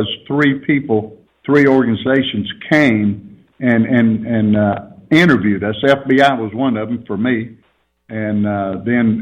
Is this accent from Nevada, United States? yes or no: no; Texas, United States; I'm from Texas